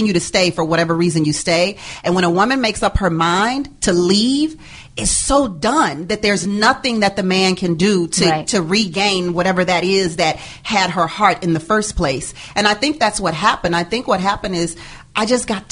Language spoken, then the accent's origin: English; Houston, Texas, United States; I'm from Houston, Texas